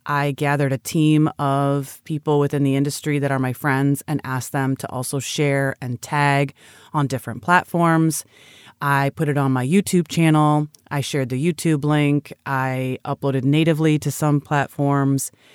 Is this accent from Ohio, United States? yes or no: yes; Cleveland, Ohio, United States; my hometown team, the Cleveland Browns